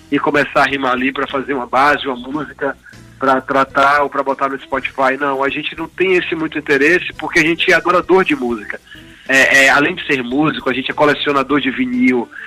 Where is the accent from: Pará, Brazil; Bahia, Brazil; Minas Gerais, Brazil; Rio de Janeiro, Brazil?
Bahia, Brazil; Feira de Santana; born there; also born or lived in Senhor do Bonfim / Juazeiro; Eu vim do interior, sou uma pessoa que morei em Senhor do Bonfim, nasci em Feira de Santana, já morei em Paulo de Jesus, em Juazeiro.